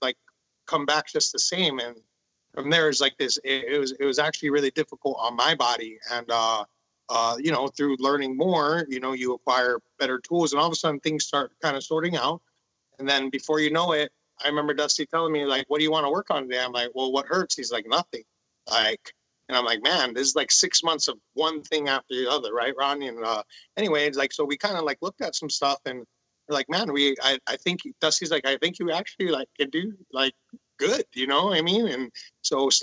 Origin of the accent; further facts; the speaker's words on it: Honolulu, Hawaii, United States; I'm from Honolulu, Hawaii.